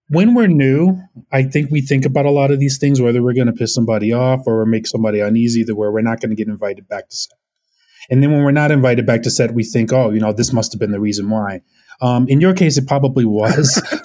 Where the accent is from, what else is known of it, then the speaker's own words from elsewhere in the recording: Orange County, California, United States; moved away as an adult; also born or lived in Brooklyn, New York / Los Angeles; now in New York, United States; I grew up in Orange County